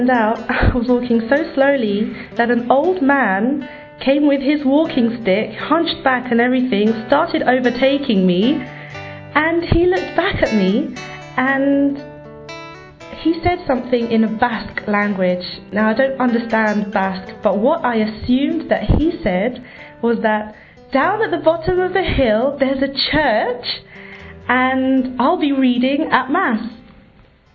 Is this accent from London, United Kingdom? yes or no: yes; London, United Kingdom; I was born and raised here in London, but I have no British blood in me